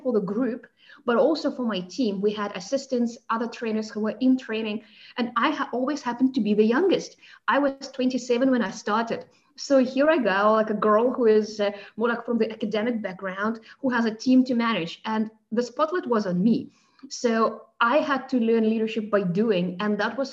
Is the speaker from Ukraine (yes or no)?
no; Moscow, Russia; accent: South African undertones, Russian undertones; moved away as an adult; also born or lived in South Africa; now in Germany; I was born and raised in Moscow in Russia, and I moved to Germany 13 years ago